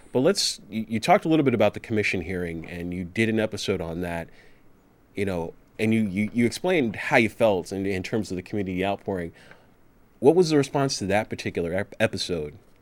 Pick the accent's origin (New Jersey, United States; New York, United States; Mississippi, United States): New Jersey, United States; now in Beverly, United States; I grew up in New Jersey